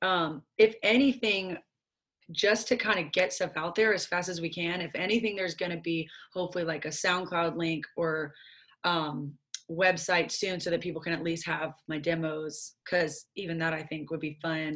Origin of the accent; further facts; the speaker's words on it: Nashville, Tennessee, United States; we're from Nashville